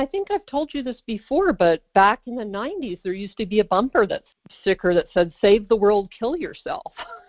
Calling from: California, United States; I'm calling from California

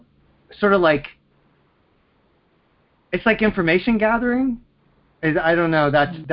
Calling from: Pennsylvania, United States; I'm calling from Pennsylvania.

